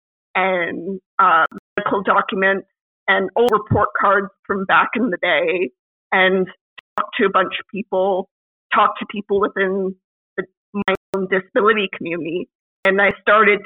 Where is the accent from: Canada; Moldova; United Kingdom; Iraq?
Canada; me as a Canadian woman of my generation